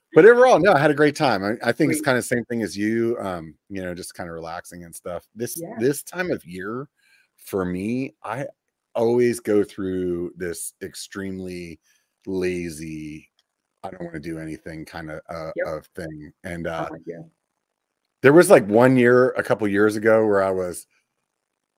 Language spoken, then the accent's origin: English; Pennsylvania, United States; now in California, United States; I'm originally from Pennsylvania